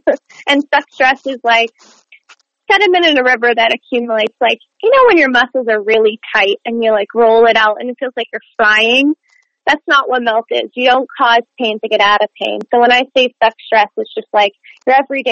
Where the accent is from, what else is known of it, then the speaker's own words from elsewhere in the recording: Montreal, Quebec, Canada; moved away as an adult; now in United States; I was born in Montreal, Quebec, mm-hmm. Canada, so the French part of Canada